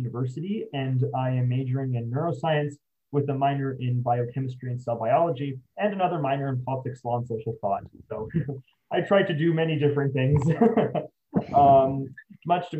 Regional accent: San Antonio, Texas, United States; I'm originally from San Antonio

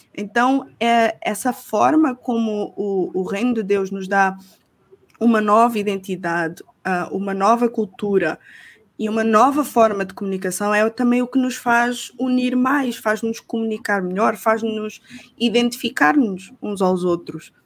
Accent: Portugal

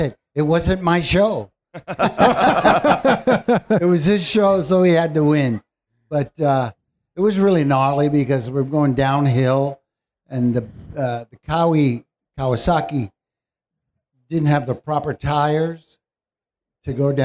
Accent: New York City, New York, United States; I grew up in Spanish Harlem, New York City, where I grew up

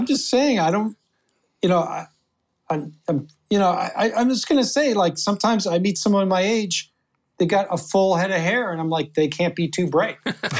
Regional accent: New Haven, Connecticut, United States; born or raised there; moved away

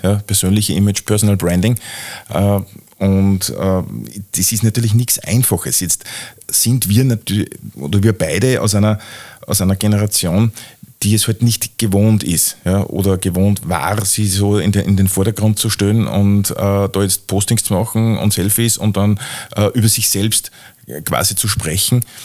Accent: Austria; bei uns in Österreich

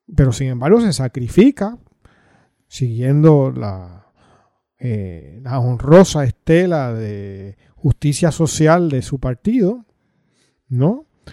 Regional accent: Coamo, Puerto Rico; soy de Coamo

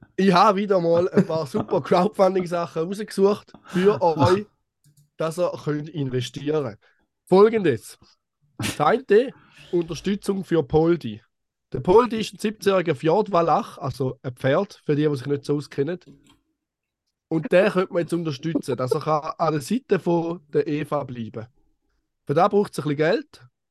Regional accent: Eastern Switzerland, Switzerland; aus der Ostschweiz, aus meinem Heimatland.

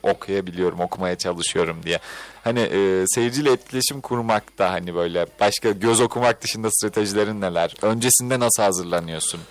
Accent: Istanbul, Turkey; Ben de bu arada İstanbul Gazi Osman Paşalıyım.

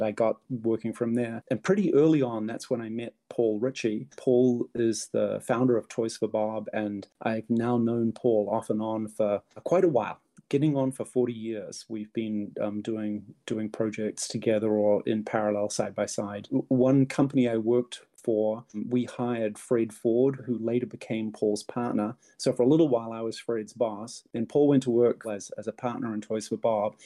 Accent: New Zealand; moved away as an adult; now in California, United States; I grew up in New Zealand, and high tech was important there, but it wasn't nearly as big as it was in California, which is where I moved

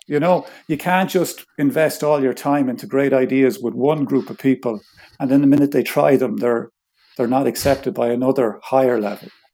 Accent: Ireland; I'm Irish

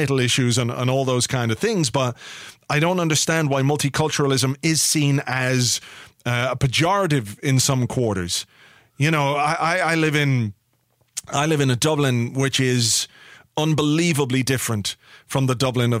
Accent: England, United Kingdom; I was born in England, but I'm Irish.

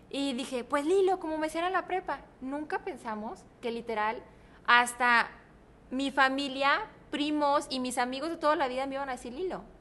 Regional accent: Guadalajara, Jalisco, Mexico; yo soy tapatía.

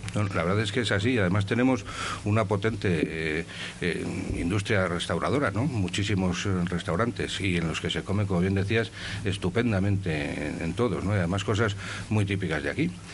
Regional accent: Saldaña, Castile and León, Spain; yo soy de Saldaña

